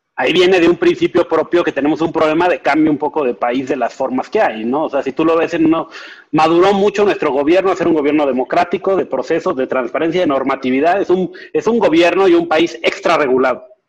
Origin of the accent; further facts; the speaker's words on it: Mexico; Siendo mexicanos